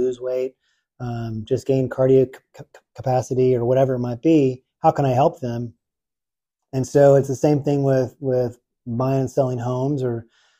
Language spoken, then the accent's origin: English; Houston, Texas, United States; also born or lived in Oxford, Mississippi; now in Nashville, United States; I'm from Houston, Texas originally